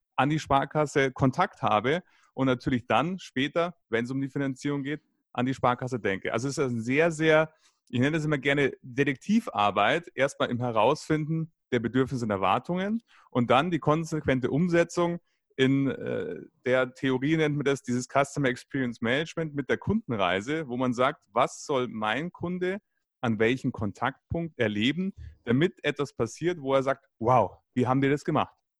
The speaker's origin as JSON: {"language": "German", "town": "Munich", "region": "Bavaria", "country": "Germany", "said": "in Bayern, ich komme aus München"}